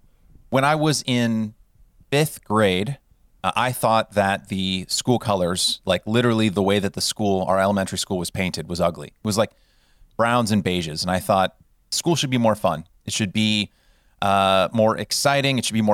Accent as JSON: {"language": "English", "region": "California", "country": "United States", "tie": "born or raised there", "lives_now": "Los Angeles, United States", "said": "But I grew up in Northern California and came to Los Angeles to pursue grad school at USC"}